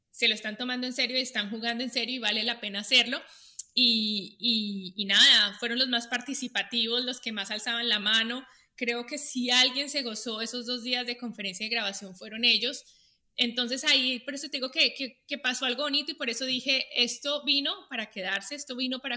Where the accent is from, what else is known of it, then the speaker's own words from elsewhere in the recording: Colombia; now in United States; yo vivo agradecida porque vine a un país, o sea, yo me mudé de Colombia a Estados Unidos